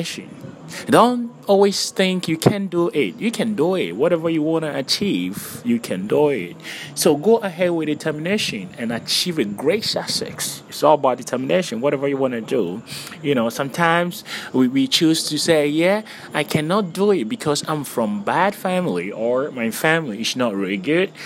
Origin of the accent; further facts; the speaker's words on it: Ghana; I'm Ghanaian